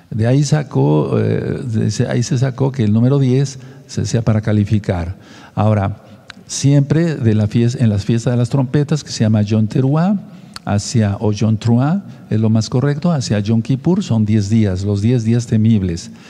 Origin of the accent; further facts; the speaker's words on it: Tehuacán, Puebla, Mexico; de Tehuacán, Puebla, México